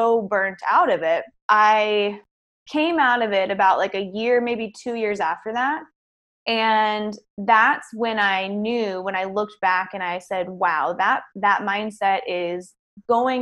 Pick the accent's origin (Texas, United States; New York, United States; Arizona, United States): Texas, United States; Houston; I'm from Houston